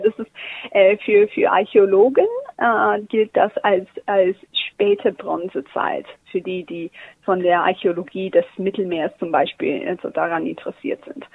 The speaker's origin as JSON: {"language": "German", "country": "Australia", "also_born_or_lived": "Germany", "second_language": "German", "moved": "as an adult", "said": "ich bin Australierin"}